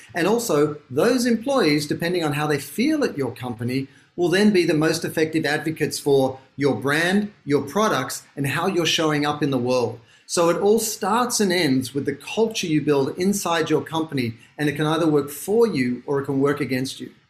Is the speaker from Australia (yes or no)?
yes; Sydney, New South Wales, Australia; moved away as an adult; now in Los Angeles, United States; I'm from Sydney, Australia, which is why I sound funny